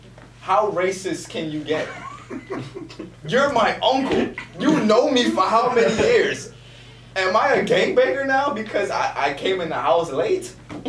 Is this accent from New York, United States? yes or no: yes; New York, United States; But we're not regular people. We're from New York, so like we're kind of used to like. Certain things.